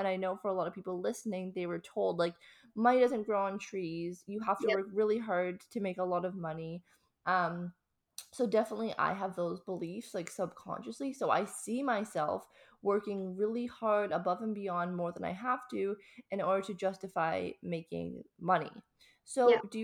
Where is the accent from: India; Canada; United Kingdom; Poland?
Canada; moved away as an adult; now in Australia; I'm actually Canadian. So I'm from Canada. Yeah, so I also grew up in Canada